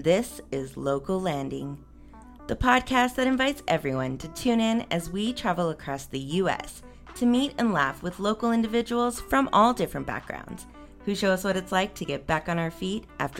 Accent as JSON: {"language": "English", "town": "El Paso", "region": "Texas", "country": "United States", "tie": "born or raised there", "said": "We'll be starting off in my hometown of El Paso, Texas."}